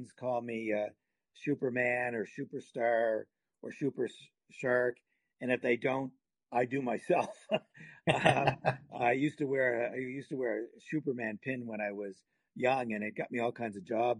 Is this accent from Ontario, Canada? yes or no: no; Halifax, Nova Scotia, Canada; now in Calgary, Canada; I'm from Halifax